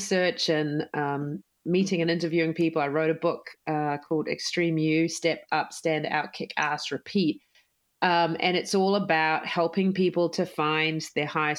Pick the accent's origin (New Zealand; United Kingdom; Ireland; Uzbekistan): New Zealand; moved away as an adult; now in United States; I'm, as you can tell from my accent, I am from New Zealand, even though I'm now an American citizen